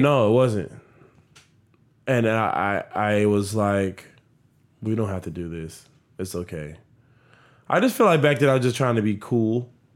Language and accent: English; Miami, Florida, United States; also born or lived in Broward County, Florida; my high school life, elementary to high school is it was a blessing. Like, that foundation of Southwest Miami